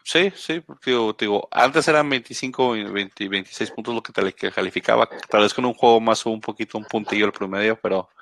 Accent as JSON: {"language": "Spanish", "country": "Mexico", "said": "no somos los mexicanos los que tenemos el problema con él."}